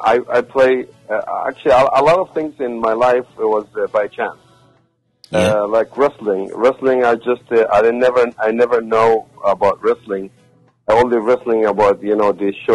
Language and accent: English; Egypt; English is a second language; moved away as an adult; also born or lived in Qatar; now in United States; I was wrestler. I'm from Egypt